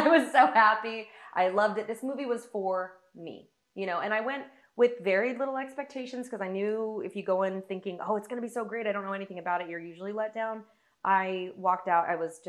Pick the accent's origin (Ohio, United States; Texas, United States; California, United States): California, United States; Vacaville; My hometown is literally called Vacaville. Cowtown.